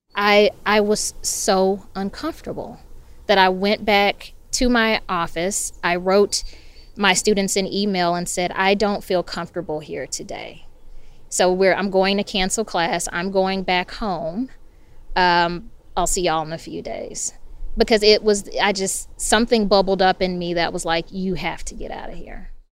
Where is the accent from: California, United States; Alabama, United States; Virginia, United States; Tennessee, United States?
Tennessee, United States; Memphis; now in Sewanee, United States; growing up in Memphis